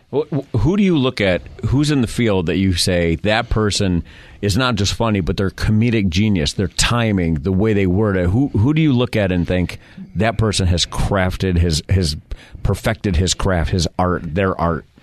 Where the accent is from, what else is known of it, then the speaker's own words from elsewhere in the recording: Rochester, New York, United States; moved away; I'm from Rochester, New York